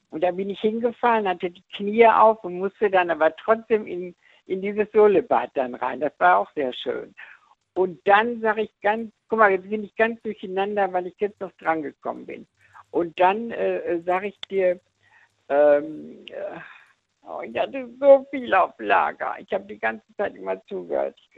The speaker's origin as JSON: {"language": "German", "town": "Dortmund", "region": "North Rhine-Westphalia", "country": "Germany", "tie": "born or raised there", "said": "da haben wir im Hafen schwimmen gelernt bei uns in Dortmund."}